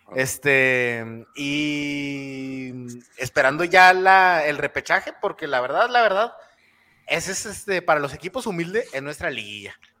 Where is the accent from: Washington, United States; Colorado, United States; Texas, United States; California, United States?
Texas, United States; El Paso; yo crecí en el Lower Valley